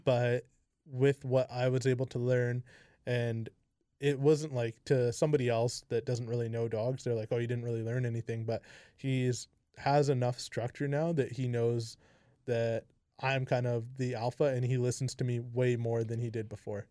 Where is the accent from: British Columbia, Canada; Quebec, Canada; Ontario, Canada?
British Columbia, Canada; Kamloops; I'm from, like, born and raised here